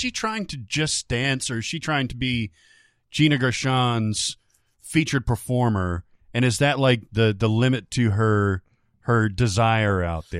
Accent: Miami, Florida, United States; It's probably the most honest representation of my hometown. This person's from Miami that I've ever seen.

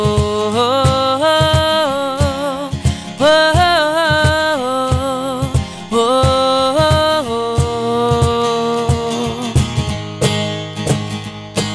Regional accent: Londonderry, New Hampshire, United States; born or raised there

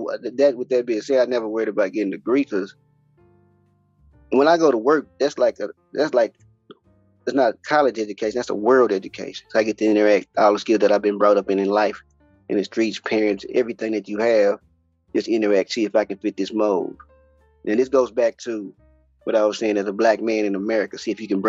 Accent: Fort Worth, Texas, United States; also born or lived in Houston, Texas; I'm from born and raised in Fort Worth, Texas.

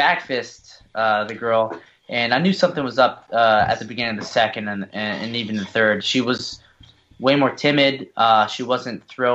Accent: Philippines; I'm Filipino

